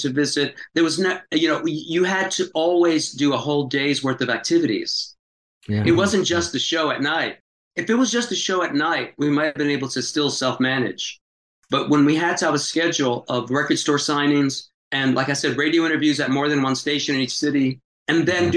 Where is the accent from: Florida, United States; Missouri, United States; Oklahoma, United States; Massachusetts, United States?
Florida, United States; Tampa; moved away; also born or lived in Greenwich Village, New York; my hometown in Tampa